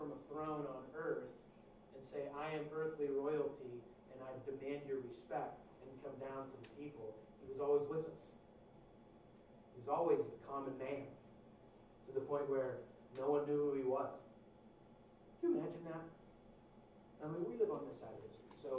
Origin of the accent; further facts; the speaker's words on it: western Pennsylvania, United States; I'm from this obscure small town in western Pennsylvania